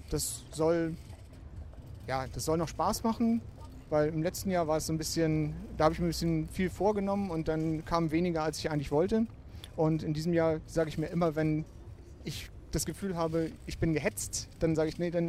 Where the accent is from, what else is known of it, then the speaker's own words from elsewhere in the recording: Kiel, Schleswig-Holstein, Germany; moved away as an adult; Ja, ich bin in Kiel geboren, aufgewachsen, über 30 Jahre lang hier gelebt und viele Kieler Wochen mitgemacht und bin jetzt ungefähr vor, ja, vor sieben Jahren beruflich nach Baden-Württemberg gezogen, ins Exil.